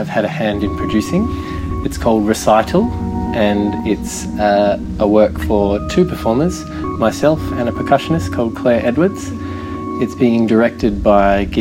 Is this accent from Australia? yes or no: yes; Perth, Western Australia, Australia; moved away as an adult; now in Sydney, Australia; I'm from Perth, and I moved to Sydney in 2009